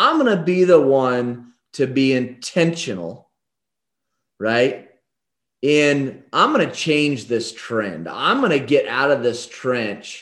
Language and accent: English; Damascus, Oregon, United States; in a small little town called Damascus, Oregon, is where I was born and raised